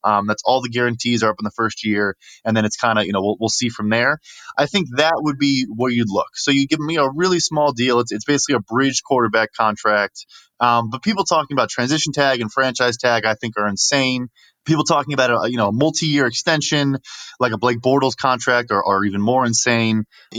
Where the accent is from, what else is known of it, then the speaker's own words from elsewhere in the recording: Chicago, Illinois, United States; So I was born and raised in Chicago